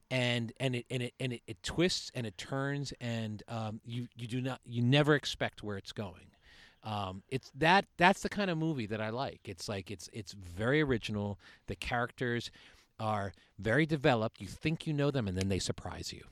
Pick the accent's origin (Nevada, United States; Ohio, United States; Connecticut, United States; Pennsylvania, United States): Connecticut, United States; Suffield; I'm from Suffield